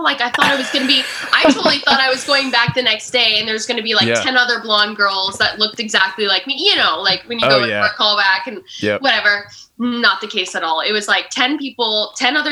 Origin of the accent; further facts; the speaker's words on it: Canada; I'm from Canada.